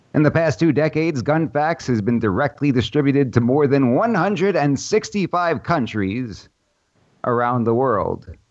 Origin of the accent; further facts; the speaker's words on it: New York City, New York, United States; I grew up in Brooklyn, New York